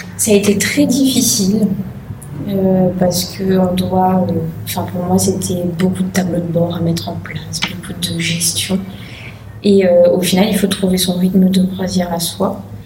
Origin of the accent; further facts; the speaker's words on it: Le Tampon, Réunion; je viens de la plaine des Cafres